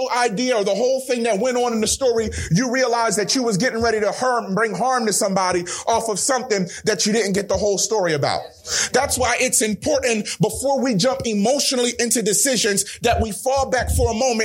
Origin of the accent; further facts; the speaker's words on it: Willingboro, New Jersey, United States; I'm from Willimboro